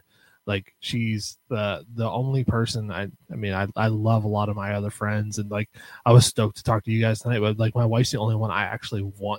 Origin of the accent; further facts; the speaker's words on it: Ohio, United States; now in West Virginia, United States; I grew up in Ohio where the big UFO chase happened. Was in my town.